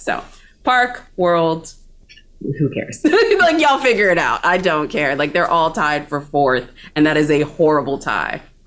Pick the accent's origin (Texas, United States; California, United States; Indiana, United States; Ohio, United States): Texas, United States; as a Texan